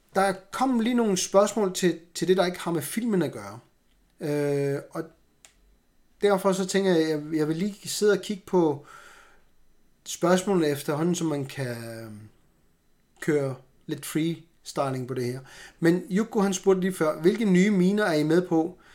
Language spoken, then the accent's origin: Danish; Greenland; jeg er grønlænder